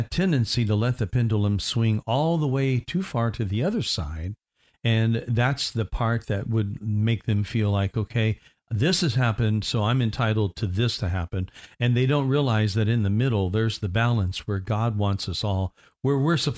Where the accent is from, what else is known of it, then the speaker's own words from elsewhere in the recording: Indiana, United States; now in Florida, United States; I'm from Indiana